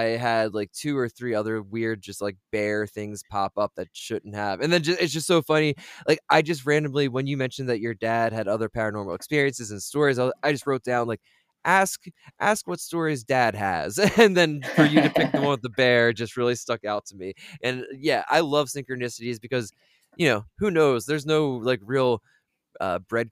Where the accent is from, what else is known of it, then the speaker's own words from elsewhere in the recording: Delaware, United States; I'm from Delaware.